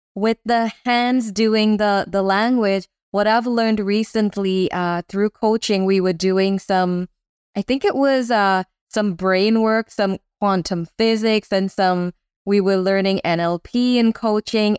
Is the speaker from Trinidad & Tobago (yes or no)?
yes; Trinidad & Tobago; I grew up in Trinidad